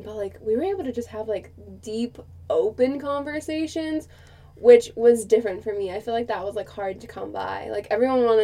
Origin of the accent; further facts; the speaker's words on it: New England, United States; we're from New England